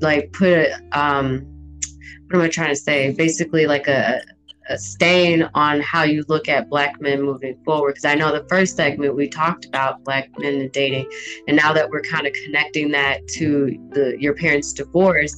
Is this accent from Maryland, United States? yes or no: no; St. Louis, Missouri, United States; also born or lived in St. Ann, Missouri; you and I both, born and raised in St. Louis